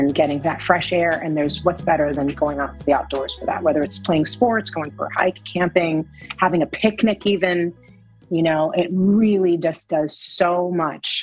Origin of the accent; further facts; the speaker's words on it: New York City, New York, United States; growing up in the Lower East Side